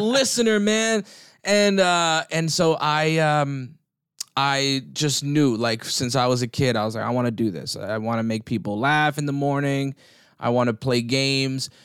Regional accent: New Jersey, United States; I grew up in New Jersey. I grew up in North Jersey

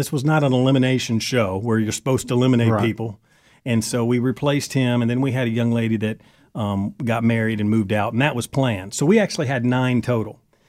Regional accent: Kentucky, United States; also born or lived in Wisconsin / Phoenix / Baltimore; And I'm from Kentucky, but I was born in Wisconsin and lived in Phoenix, Arizona, Baltimore, Maryland, Eastern Kentucky, Western Kentucky.

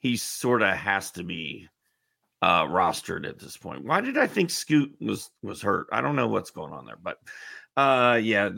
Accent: Indianapolis, Indiana, United States; Indianapolis, my hometown

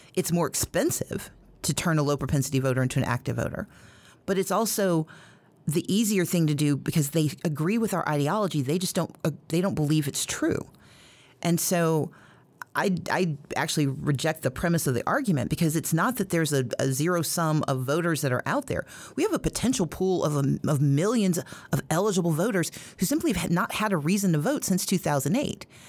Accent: Mississippi, United States; now in Georgia, United States; I grew up in Mississippi

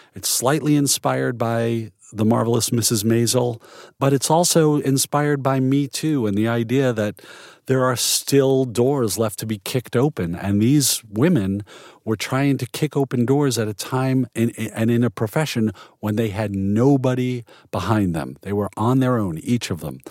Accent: New York, United States; now in Portland, United States; I grew up in New York. I've been in Portland since ninety-two.

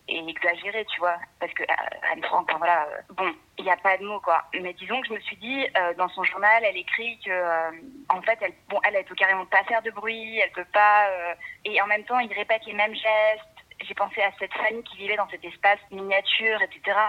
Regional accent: Brussels, Brussels-Capital Region, Belgium; now in Paris, France; je suis belge, en fait. Moi, je suis née à Bruxelles

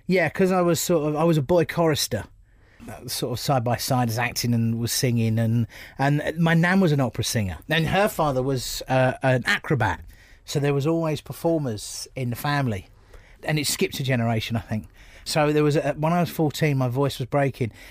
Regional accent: Bromley, London, United Kingdom; also born or lived in United States; I'm I'm from Bromley

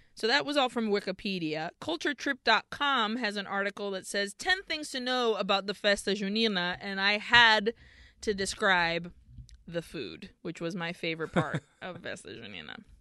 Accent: Brazil; growing up in Brazil

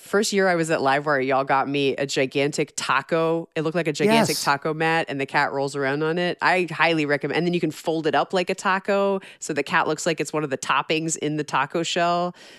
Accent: Georgia, United States; I grew up in Georgia.

